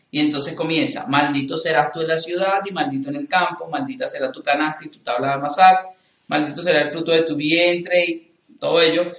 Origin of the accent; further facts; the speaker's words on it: Venezuela; soy venezolano